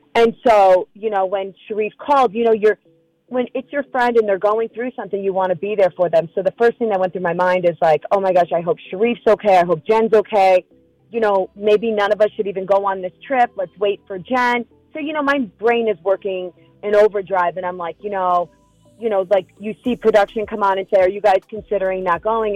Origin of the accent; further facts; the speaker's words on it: New York, United States; moved away; Some of my favorite traditions as a kid growing up in New York is in fall